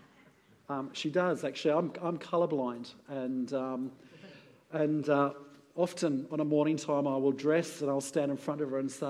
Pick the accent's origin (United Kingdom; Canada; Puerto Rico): United Kingdom; being British